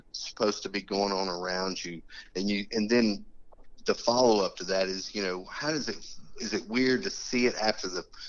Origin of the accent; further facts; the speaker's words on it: Birmingham, Alabama, United States; Birmingham, Alabama.